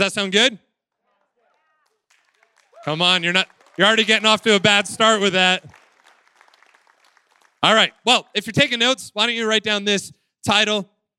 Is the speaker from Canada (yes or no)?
yes; Waterloo, Ontario, Canada; I'm from Waterloo. I live there with my wife, Emma, and our three kids, Kensington, Theo, and Claire.